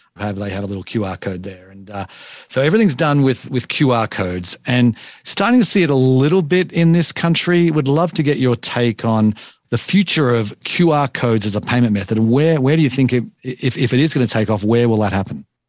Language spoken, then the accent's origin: English; Australia; I'm from Australia